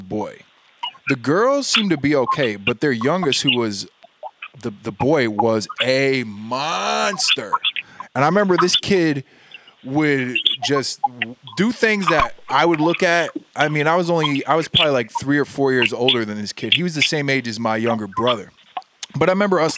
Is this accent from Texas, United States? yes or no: yes; Texas, United States; I grew up in Texas.